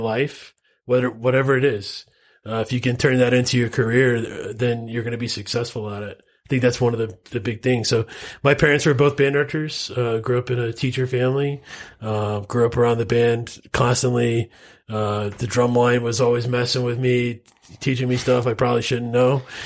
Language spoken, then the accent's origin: English; Florida, United States; now in Utah, United States; I'm from Florida originally.